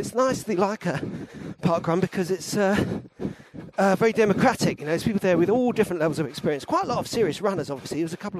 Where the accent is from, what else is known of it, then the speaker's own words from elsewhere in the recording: London, United Kingdom; I did feel a bit like I come from London, actually.